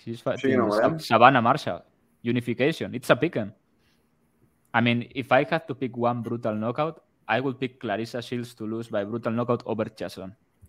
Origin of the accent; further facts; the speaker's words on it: Spain; I'm from Spain